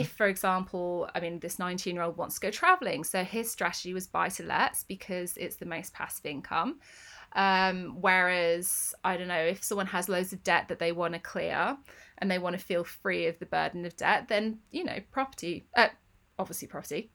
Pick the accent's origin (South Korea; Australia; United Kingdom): United Kingdom; Northampton, East Midlands; moved away; I grew up in Northampton.